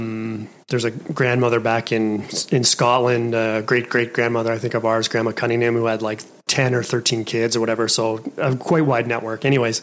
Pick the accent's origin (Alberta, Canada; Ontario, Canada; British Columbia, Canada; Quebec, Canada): Alberta, Canada; my family always settled, always lived in Alberta. And it's a very, all the names in my hometown, or the home area where we're at, the farming community, is very Germanic.